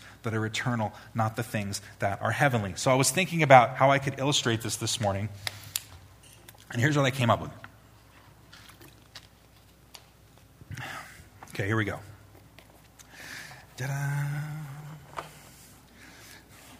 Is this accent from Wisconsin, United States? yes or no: no; Long Island, New York, United States; I was probably about 10 years old, growing up on Long Island